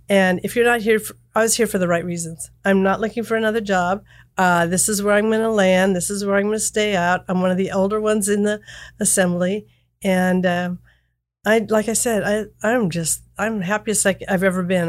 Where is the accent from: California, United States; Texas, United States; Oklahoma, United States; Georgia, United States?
California, United States; small area near Davis and Napa; went back to my hometown, was raising my children